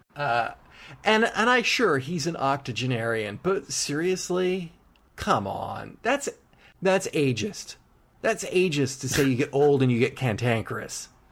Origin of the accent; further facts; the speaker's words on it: United Kingdom; We're British.